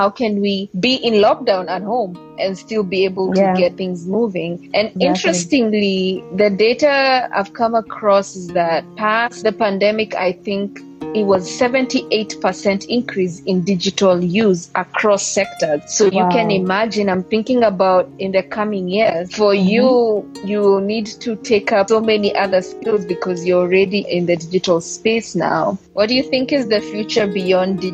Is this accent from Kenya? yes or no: yes; Kenya; now in Ethiopia; I'm Kenyan, but I stay in Ethiopia